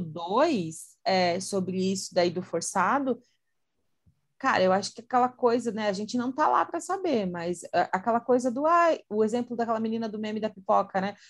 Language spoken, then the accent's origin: Portuguese; Santa Catarina, Brazil; sou de Santa Catarina